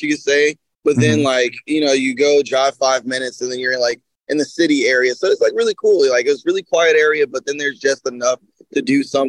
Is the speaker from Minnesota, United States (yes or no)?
no; Horn Lake, Mississippi, United States; also born or lived in Ann Arbor, Michigan; I was born in Michigan. It was Ann Arbor, Michigan. And I was raised in Horn Lake, Mississippi